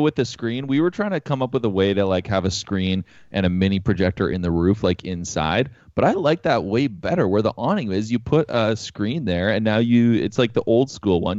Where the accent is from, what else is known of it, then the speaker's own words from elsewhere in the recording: Canada; We're from Canada.